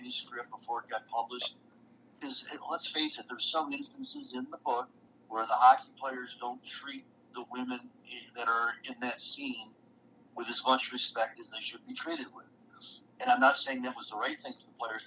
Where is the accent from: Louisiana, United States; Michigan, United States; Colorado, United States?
Michigan, United States; Detroit; I played hockey as a kid growing up in Detroit